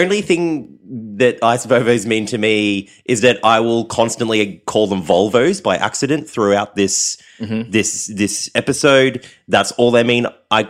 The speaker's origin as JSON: {"language": "English", "region": "Queensland", "country": "Australia", "said": "even Queensland. Further north."}